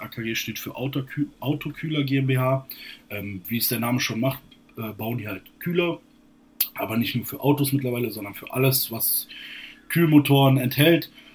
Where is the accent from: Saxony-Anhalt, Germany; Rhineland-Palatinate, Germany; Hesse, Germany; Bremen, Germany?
Hesse, Germany; Borken; now in Kassel, Germany; ich komme eigentlich gebürtig nicht aus Kassel, sondern ähm, 40 Kilometer südlich von Kassel, aus einer kleinen Stadt, Borken heißt sie. Und ähm, habe dort gewohnt, bis ich 19, nein, bis 20 war